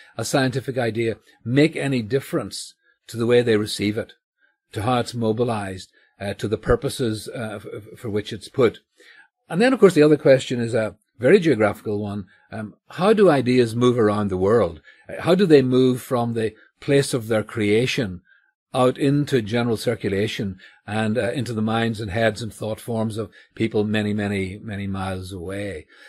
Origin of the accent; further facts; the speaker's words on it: Northern Ireland, United Kingdom; So, you know, I grew up here in Northern Ireland in a version of Scots Presbyterianism.